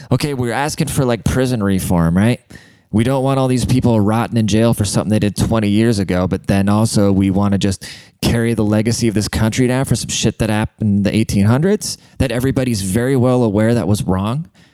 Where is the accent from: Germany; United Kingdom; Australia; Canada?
Germany; now in United States; I'm fucking German. I grew up in Germany. I'm a German immigrant.